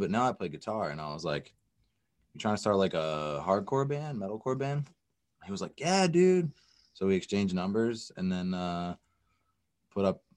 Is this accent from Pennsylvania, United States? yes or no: yes; Southeast Pennsylvania, United States; also born or lived in Philadelphia; now in Seattle, United States; I'm from Southeast Pennsylvania. I was born in Philly and then grew up about 45 minutes outside of Philly